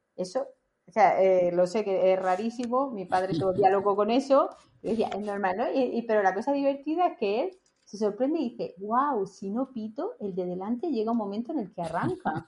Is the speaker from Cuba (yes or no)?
no; Spain; now in Italy; como los españoles